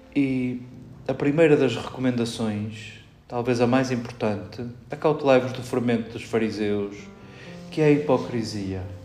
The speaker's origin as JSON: {"language": "Portuguese", "country": "Portugal", "said": "entre nós portugueses"}